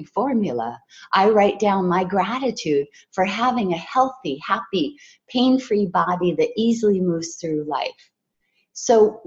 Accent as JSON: {"language": "English", "region": "Hawaii", "country": "United States", "tie": "born or raised there", "said": "I was raised in Hawaii"}